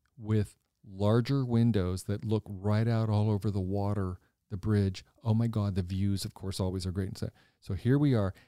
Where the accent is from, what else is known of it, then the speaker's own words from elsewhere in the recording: Washington, District of Columbia, United States; moved away as an adult; now in Lancaster, United States; I grew up in Washington. I grew up in the city.